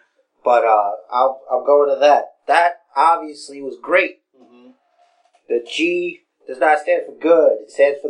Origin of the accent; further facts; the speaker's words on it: New York City, New York, United States; both Fresh and I hail from Brooklyn. We live in Brooklyn